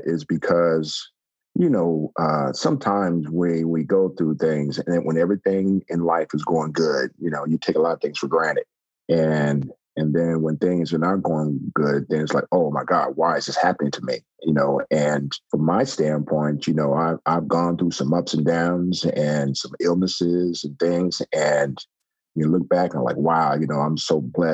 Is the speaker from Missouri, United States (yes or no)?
no; Texas, United States; I'm originally from Texas